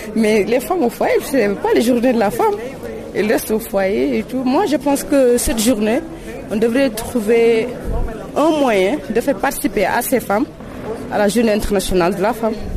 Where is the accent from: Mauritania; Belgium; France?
Mauritania